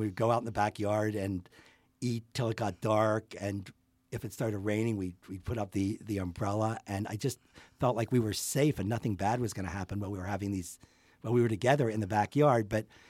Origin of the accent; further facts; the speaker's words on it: Pittsburgh, Pennsylvania, United States; moved away as an adult; now in Boulder, United States; Well, I grew up in Pittsburgh, and I left after high school.